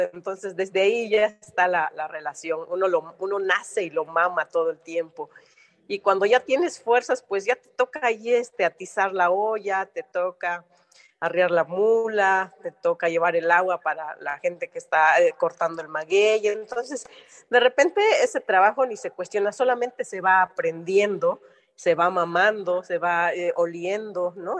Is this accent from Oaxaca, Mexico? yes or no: yes; Oaxaca, Mexico; ser oaxaqueña mexicana